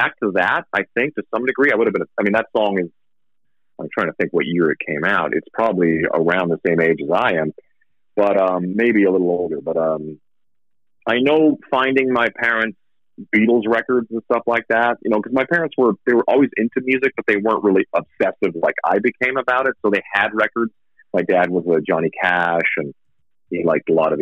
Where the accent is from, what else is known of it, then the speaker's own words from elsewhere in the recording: Saskatchewan, Canada; also born or lived in Vancouver, Canada; now in Las Vegas, United States; I moved like from Saskatchewan, where I grew up, was super winter